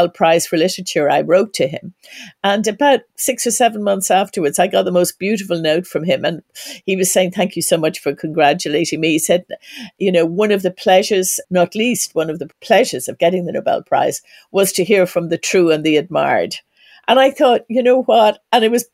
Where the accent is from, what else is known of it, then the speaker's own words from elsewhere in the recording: Ireland; as an Irish woman